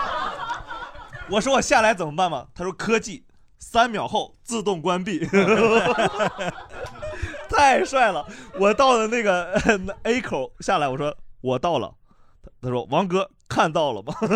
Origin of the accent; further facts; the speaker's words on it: Inner Mongolia, China; moved away; 我老家内蒙